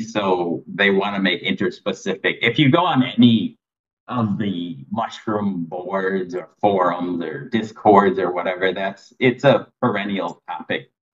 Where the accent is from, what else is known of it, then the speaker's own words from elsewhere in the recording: Michigan, United States; moved away as an adult; also born or lived in Tennessee; now in Thailand; I'm originally from Michigan, and then I, I mean, I lived there till I was like 26